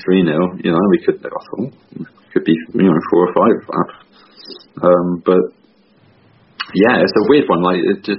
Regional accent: Southampton, South East England, United Kingdom; also born or lived in Poland; I'm from Southampton

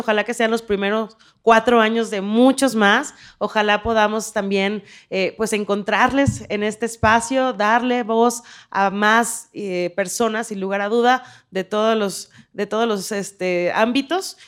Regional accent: Mexico; como mexicanas y mexicanos

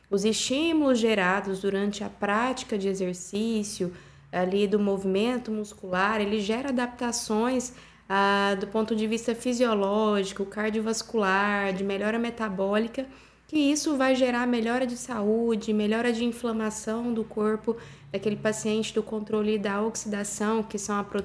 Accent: Goiânia, Goiás, Brazil; Sou de Goiânia, Goiás.

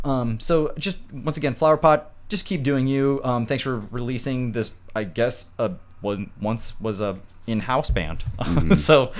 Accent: North Dakota, United States; moved away; I'm coming from North Dakota and booking shows in North Dakota as a child

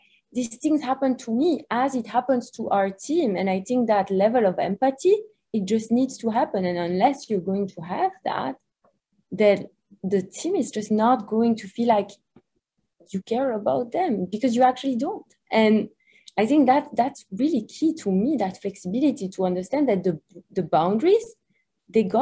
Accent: Belgium; English is a second language; moved away as an adult; also born or lived in New York; As you can hear from my accent, I'm not from the US, so we're originally from Belgium

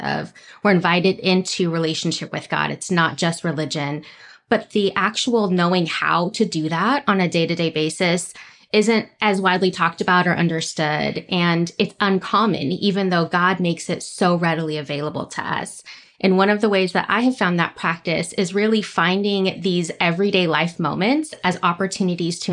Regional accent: California, United States; now in Dallas, United States; I grew up in California

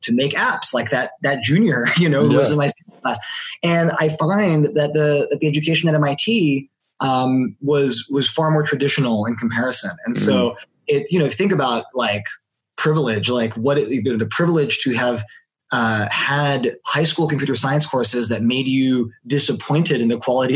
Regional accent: Palo Alto, California, United States; I was born and raised in Palo Alto, California.

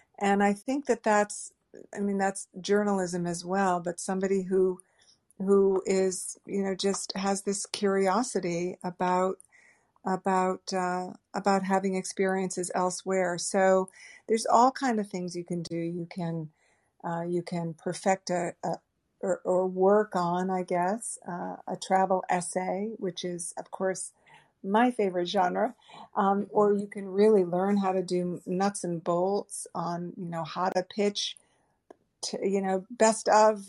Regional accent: New England, United States; I grew up in New England. Every friend, everyone I knew growing up was going to Vermont or New Hampshire or skiing every weekend, and I did not go skiing.

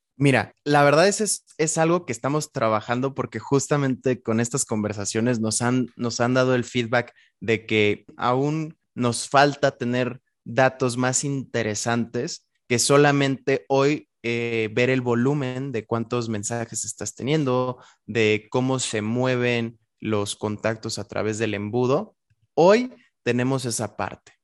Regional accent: Querétaro, Mexico; cuando regreso a Querétaro, que es de donde soy

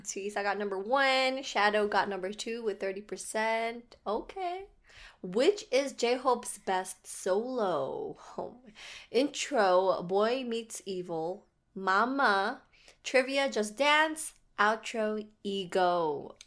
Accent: Hawaii, United States; I was born in Hawaii

